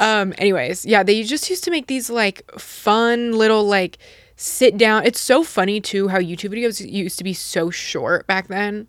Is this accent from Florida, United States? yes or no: no; Utah, United States; moved away; I grew up in Utah